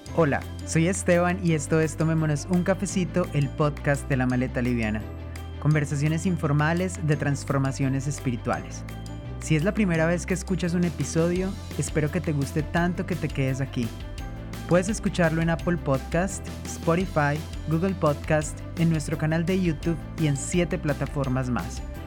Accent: Colombia; moved away; also born or lived in Spain

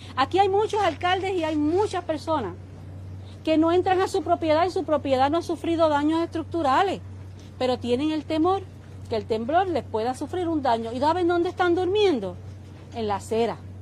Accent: Puerto Rico; mi pueblo puertorriqueño

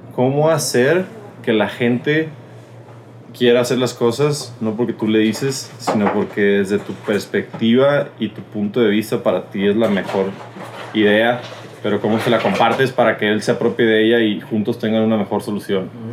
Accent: Mexico; somos mexicanos

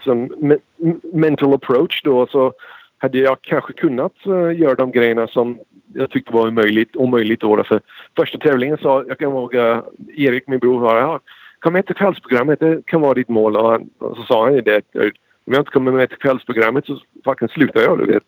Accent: United States; Swedish is a second language; mamma och pappa är båda svenskar och båda kommit hit från Sverige

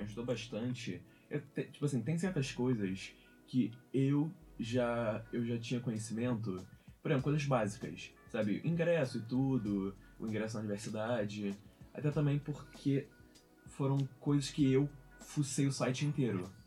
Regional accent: Araruama, Rio de Janeiro, Brazil; moved away as an adult; now in Coimbra, Portugal; sou do interior do Rio de Janeiro, de Araruama

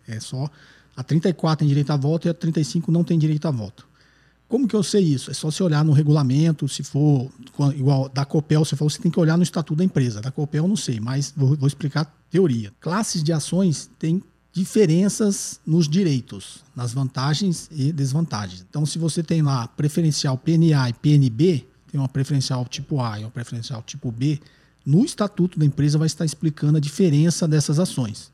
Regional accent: Nova Prata, Rio Grande do Sul, Brazil; eu sou de Nova Prata, na Serra Gaúcha.

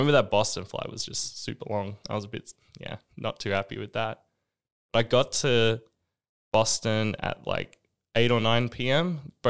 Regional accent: Australia; And I think that's interesting because I think especially being Australian, a lot of the American culture like just loves that.

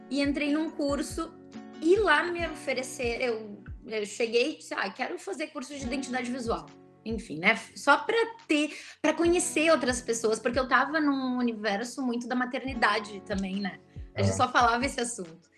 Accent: Porto Alegre, Rio Grande do Sul, Brazil; accent: gaúcho; pelo meu sotaque, vocês vão ver que eu sou de Porto Alegre. sou gaúcha.

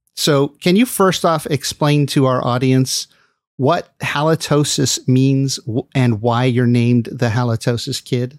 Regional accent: Los Angeles, California, United States; moved away as an adult; now in San Francisco Bay Area, United States; I grew up in L A, but I left when I just barely entered adulthood

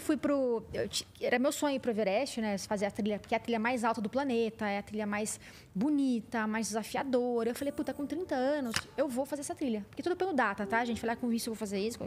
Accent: Barretos, São Paulo, Brazil; eu venho né, do interior de São Paulo, de Barretos também

